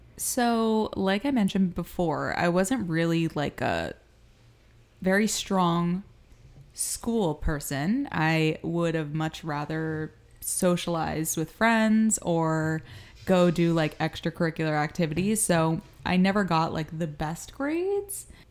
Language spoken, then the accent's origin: English; Miami, Florida, United States; moved away as an adult; also born or lived in New York; I was born in Miami, Florida